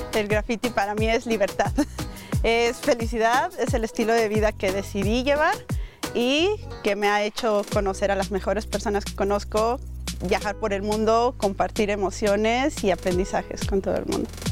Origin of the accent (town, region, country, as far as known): Valle del Mezquital, Hidalgo, Mexico